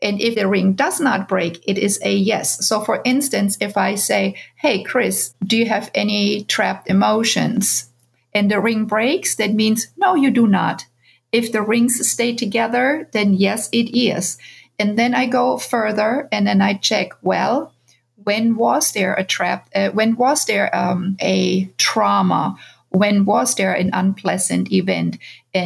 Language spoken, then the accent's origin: English; Bavaria, Germany; moved away as an adult; now in United States; I grew up in Germany